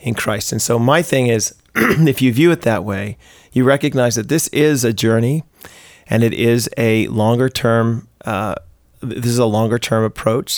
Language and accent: English; United States; now in Canada; I'm American